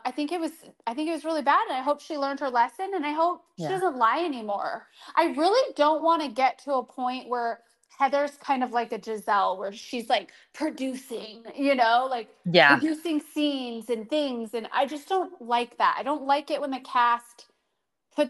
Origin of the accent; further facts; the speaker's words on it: Arizona, United States; I'm from Arizona, and so, you know, I'm very familiar with people that are Mormon.